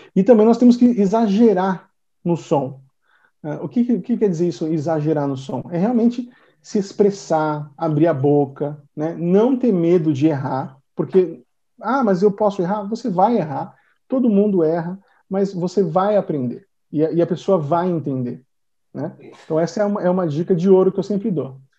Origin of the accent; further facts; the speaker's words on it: Brazil; first language Portuguese; I am from Brazil. My first language is Portuguese